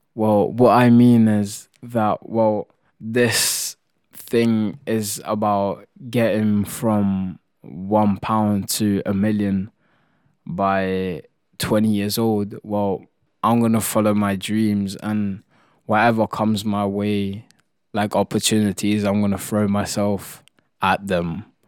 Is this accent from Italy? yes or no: yes; Italy; moved away; I come from Italy